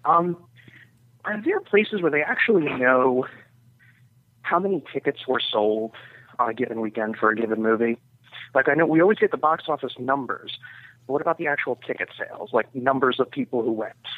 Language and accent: English; New York, United States; I'm from New York.